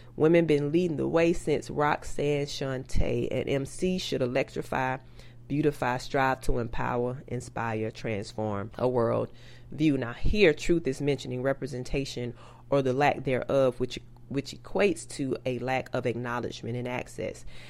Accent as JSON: {"language": "English", "town": "Tallahassee", "region": "Florida", "country": "United States", "also_born_or_lived": "Pelham, Georgia", "said": "I am country from Tallahassee by way of Pelham, Georgia"}